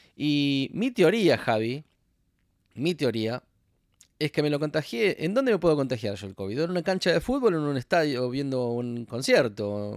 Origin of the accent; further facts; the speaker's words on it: Argentina; now in Los Angeles, United States; yo soy argentino